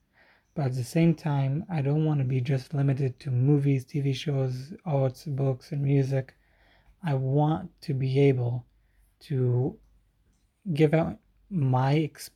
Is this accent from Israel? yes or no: yes; Israel; I am from Israel